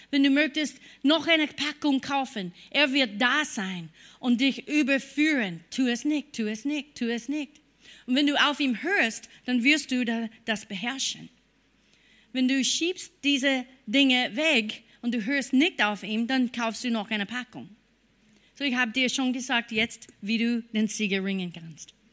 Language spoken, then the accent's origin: German; United States; German is a second language; Obwohl ich war eine Amerikanerin und habe gedacht, ich glaube an Gott.